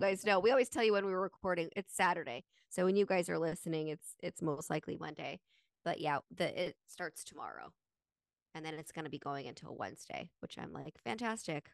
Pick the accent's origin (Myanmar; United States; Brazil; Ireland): United States; Utah; we grew up in Utah